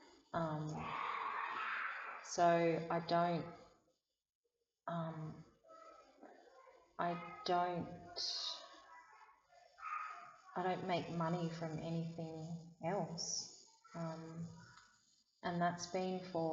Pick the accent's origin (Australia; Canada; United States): Australia; Sydney, New South Wales; now in Blue Mountains, Australia; I was born on Darug country in Sydney